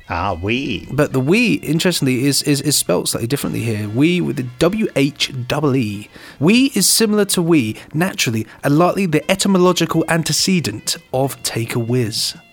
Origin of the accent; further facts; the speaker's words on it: North Carolina, United States; Unfortunately, here in the States, especially in my home state of North Carolina